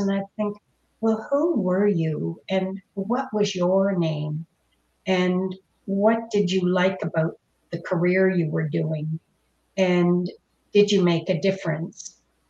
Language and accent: English; Windsor, Ontario, Canada; born there; Yes, I'm originally from Ontario. I was born in Windsor, Ontario, and we moved around a lot.